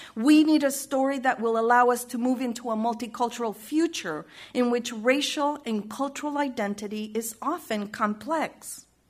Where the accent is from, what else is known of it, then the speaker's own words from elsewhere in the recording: Chile; moved away; my experience of growing up in Chile